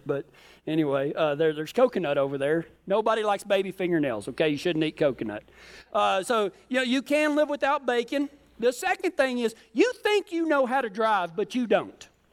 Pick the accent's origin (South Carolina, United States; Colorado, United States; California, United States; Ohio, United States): Colorado, United States; we're from Colorado